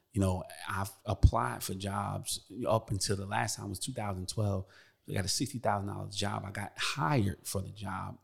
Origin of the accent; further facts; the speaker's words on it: Newark, New Jersey, United States; I come from Newark, New Jersey, rough background, everybody know about Brick City